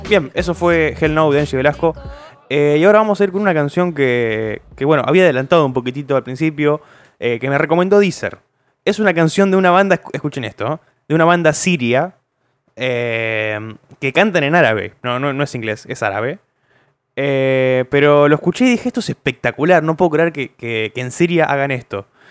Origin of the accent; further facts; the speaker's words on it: Zárate, Buenos Aires Province, Argentina; somos de Zárate, no somos de Villa Gobernador Galvez